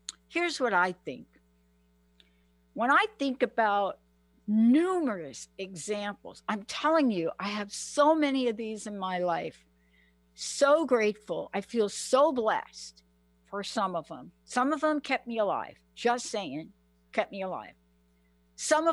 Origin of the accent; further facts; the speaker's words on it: New York, United States; I'm from New York